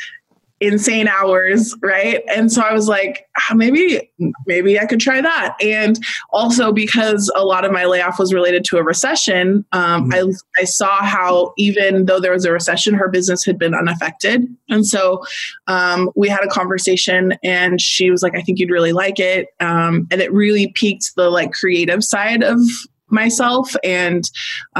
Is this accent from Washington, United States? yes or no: yes; Washington, United States; moved away as an adult; also born or lived in California; I'm from Washington State. At this point, I was living in California